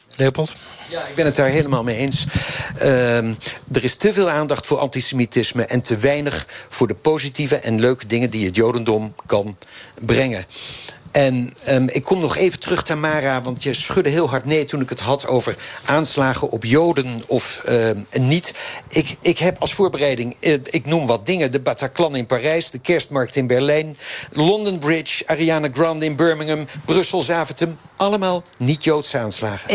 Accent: Rotterdam, South Holland, Netherlands; ik kom uit Rotterdam

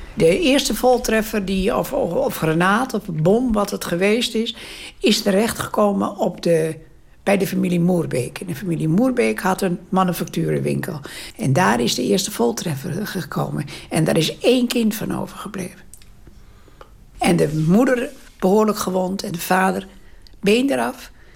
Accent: Den Burg, North Holland, Netherlands; ik ben geboren in de Waalderstraat nummer 29, Den Burg

